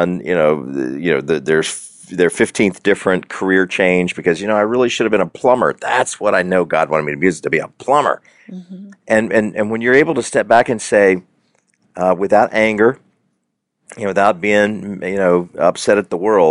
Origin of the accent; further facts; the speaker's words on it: the South, United States; I grew up in the South